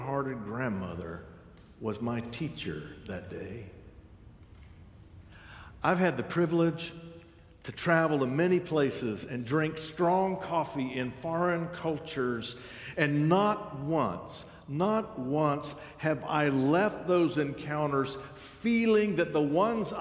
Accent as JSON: {"language": "English", "country": "United States", "said": "I'm American"}